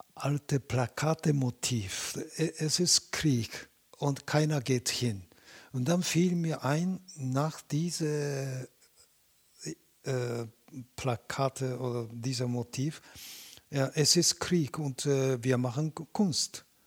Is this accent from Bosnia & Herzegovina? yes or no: no; Japan; German is a second language; also born or lived in Beijing, China; now in Germany; Ich bin in Japan aufgewachsener Chinese, aber ich bin Japaner.